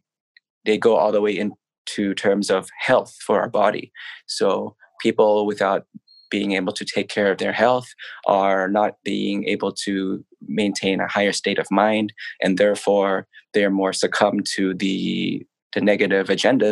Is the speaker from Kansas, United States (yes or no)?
no; New York City, New York, United States; also born or lived in Los Angeles, United States; now in Thailand; I am Thai by ethnicity, but I was born in New York City.